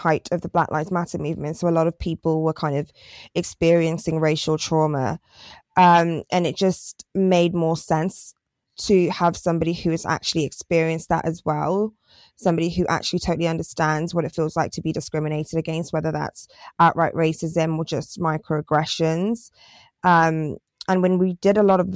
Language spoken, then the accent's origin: English; Torquay, South West England, United Kingdom; I grew up in Torquay in Devon